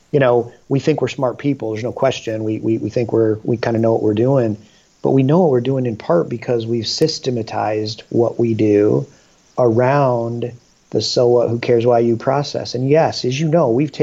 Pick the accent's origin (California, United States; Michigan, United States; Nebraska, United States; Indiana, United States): Michigan, United States; now in Dayton, United States; I was born in Michigan